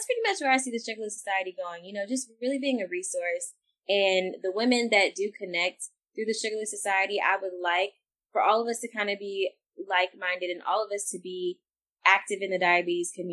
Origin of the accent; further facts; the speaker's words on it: Texas, United States; I'm from the South too, I'm from Texas